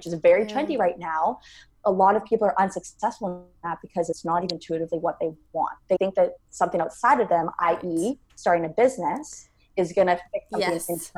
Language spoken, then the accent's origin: English; Canada; born and raised in Canada